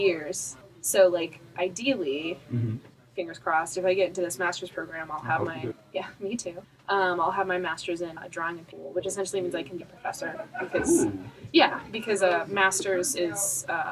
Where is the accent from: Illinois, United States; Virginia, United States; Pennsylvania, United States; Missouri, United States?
Missouri, United States; Columbia; moved away as an adult; also born or lived in Kirksville, Missouri; now in Kansas City, United States; I'm actually from Columbia, Missouri